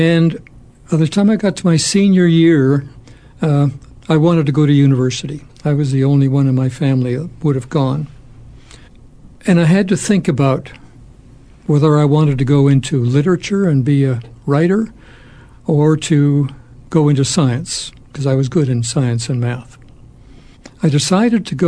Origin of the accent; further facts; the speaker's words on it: Toronto, Ontario, Canada; moved away; we went to a school called Central Tech in Toronto High School